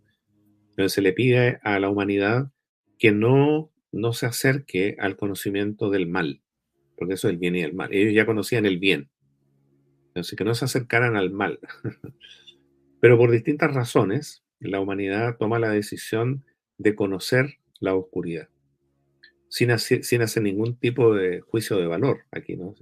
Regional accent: Chile; soy un chileno que nació en esta tierra hace ya 68 años atrás

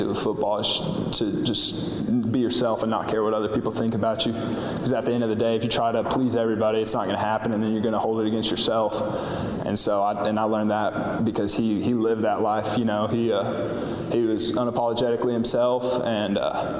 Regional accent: Lubbock, Texas, United States; I grew up in Lubbock, so I've been watching the Big 12 my entire life

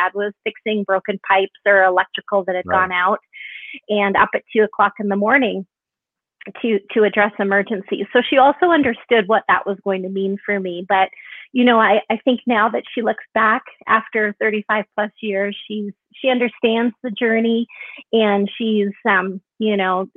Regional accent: Kelowna, British Columbia, Canada; I'm originally from Canada. I was living in a small town, small 100,000 plus people, Kelowna, British Columbia.

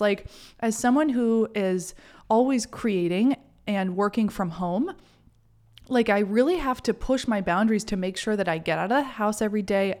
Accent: Maine, United States; growing up in Maine

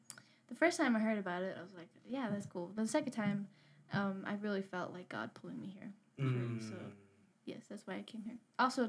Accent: Counselor, New Mexico, United States; I am from Counselor, New Mexico. I'm 20 years old

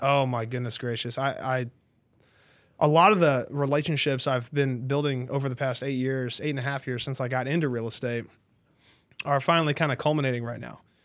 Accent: Tarrant County, Texas, United States; I was born and raised in Tarrant County, so it's kinda my stomping ground.

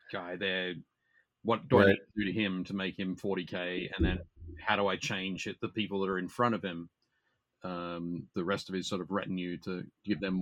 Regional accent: Newcastle, New South Wales, Australia; in my hometown, Newcastle in Australia, I started playing, started painting

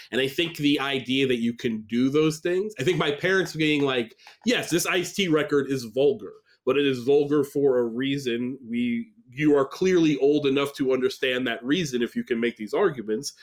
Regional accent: upstate New York, United States; also born or lived in Staten Island, New York; I was born in Staten Island but moved upstate New York

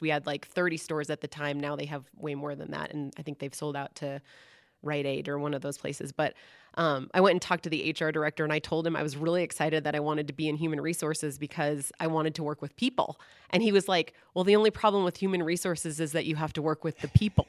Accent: Seattle, Washington, United States; I grew up in the Seattle area

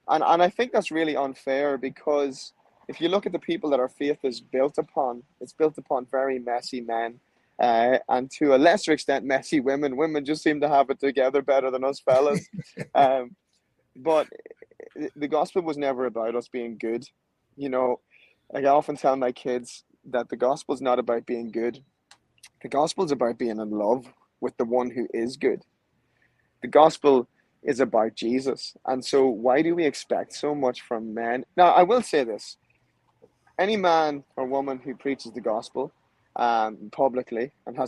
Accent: Ireland; now in Nashville, United States; I'm from Ireland.

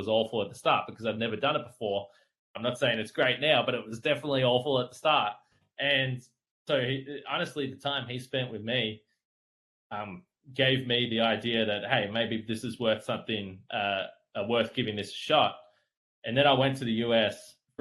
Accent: Geelong, Victoria, Australia; moved away as an adult; now in Milwaukee, United States; I'm from Geelong.

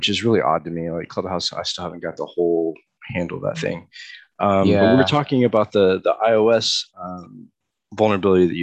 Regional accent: Houston, Texas, United States; also born or lived in Dallas, Texas; now in Chattanooga, United States; I kind of grew up in Texas. I grew up in Houston. I've lived in Dallas and been all over the state

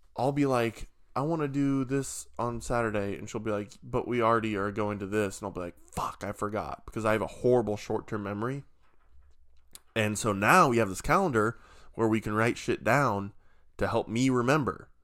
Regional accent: Nebraska, United States; I'm from Nebraska

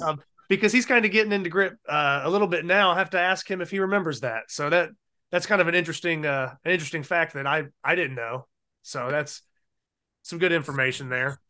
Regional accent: Ohio, United States; now in North Carolina, United States; I'm originally from Ohio

